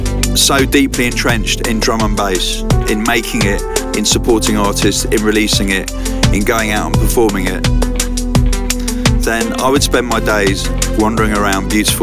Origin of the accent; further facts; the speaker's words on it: London, United Kingdom; And I'm from South London too.